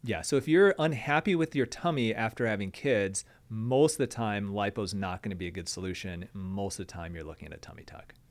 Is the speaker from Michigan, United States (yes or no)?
yes; Michigan, United States; I'm from Michigan